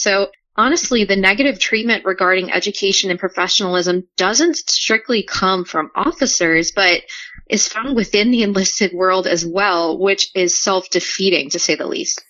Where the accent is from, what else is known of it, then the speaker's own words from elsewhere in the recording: New Orleans, Louisiana, United States; moved away; I'm originally from New Orleans